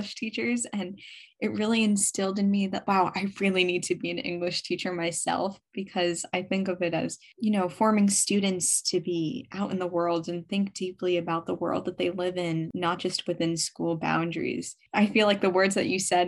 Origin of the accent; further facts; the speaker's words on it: New York City, New York, United States; I'm from Brooklyn, New York